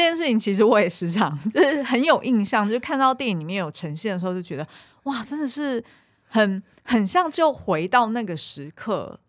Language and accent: Chinese; Taiwan; 我小时候是在眷村长嗯。大的